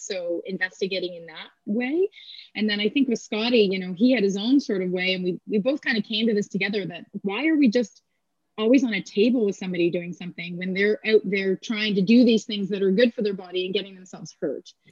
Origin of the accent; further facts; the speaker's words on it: Kingston, Ontario, Canada; I'm from Kingston, Ontario. Okay. And so I grew up near the base.